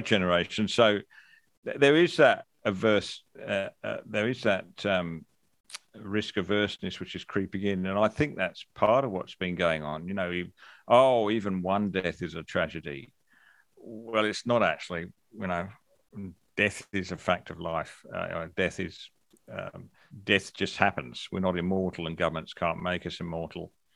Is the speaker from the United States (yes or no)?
no; England, United Kingdom; now in Australia; I grew up in England